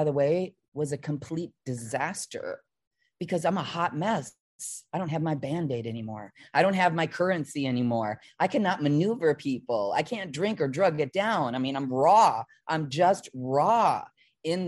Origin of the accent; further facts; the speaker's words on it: Midwest, United States; I was from the Midwest